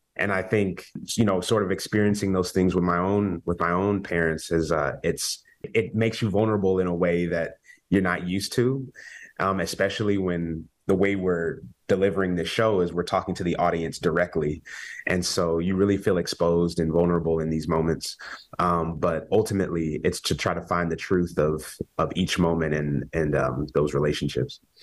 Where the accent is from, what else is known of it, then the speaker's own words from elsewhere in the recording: Kansas, United States; we're both from Kansas